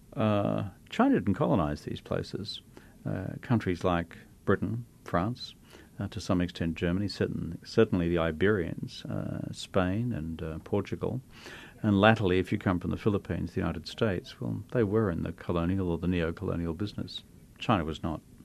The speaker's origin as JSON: {"language": "English", "town": "Brisbane", "region": "Queensland", "country": "Australia", "tie": "born or raised there", "said": "Brisbane, my hometown in Australia"}